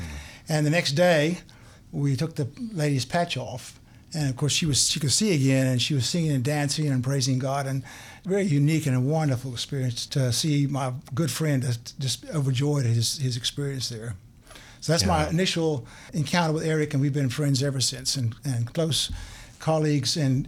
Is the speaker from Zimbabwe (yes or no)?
yes; Zimbabwe; Well, I grew up in Zimbabwe. My parents were missionaries back in the 50s and 60s.